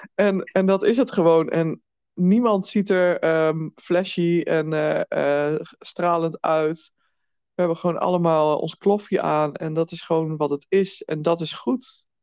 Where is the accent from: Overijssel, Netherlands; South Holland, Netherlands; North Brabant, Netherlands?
Overijssel, Netherlands; Twente; ik kom uit Twente.